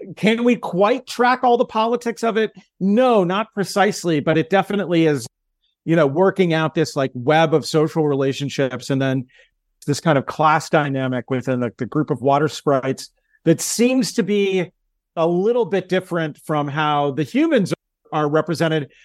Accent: United States; as an American

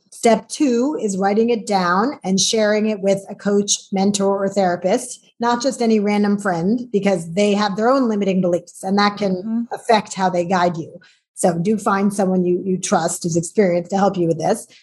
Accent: New York, United States; I grew up in New York

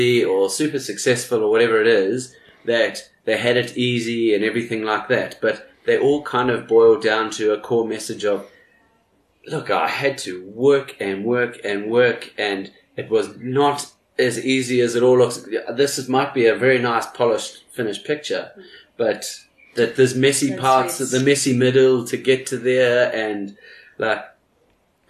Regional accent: New Zealand; now in South Africa; I'm from New Zealand

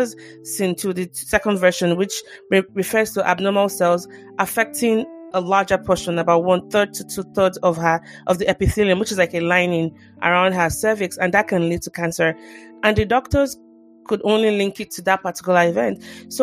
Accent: Nigeria; as a Nigerian

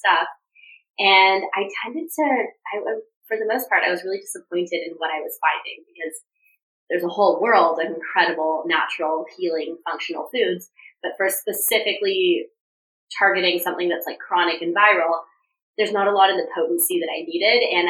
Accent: Toronto, Ontario, Canada; moved away as an adult; also born or lived in Vancouver, Canada; now in Los Angeles, United States; I'm from Toronto.

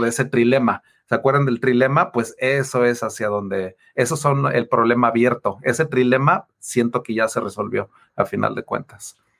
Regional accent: Taxco, Guerrero, Mexico; also born or lived in Mexico City; yo soy mexicano, yo soy de ahí cerquita de, Ciudad de México, de Tasco

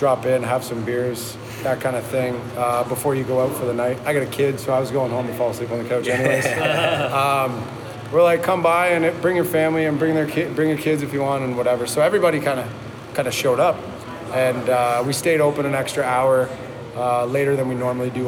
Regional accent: Port Perry, Ontario, Canada; I'm from Port Perry, actually, so Lindsay's like 20 minutes from Port Perry

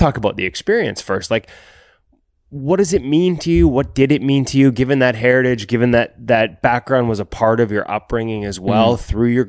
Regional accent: Canada; as a Canadian

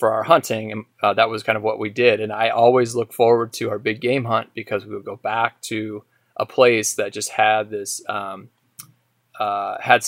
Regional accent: Idaho, United States; growing up in Idaho

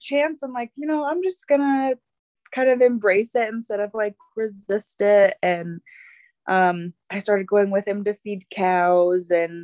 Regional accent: Bountiful, Utah, United States; moved away as an adult; also born or lived in Alaska; But I was raised in Utah, in Bountiful, Utah

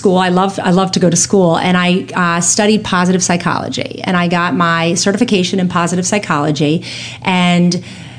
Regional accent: Annapolis, Maryland, United States; also born or lived in New York City; Karen and I grew up in Annapolis. We knew each other. We went to high school together

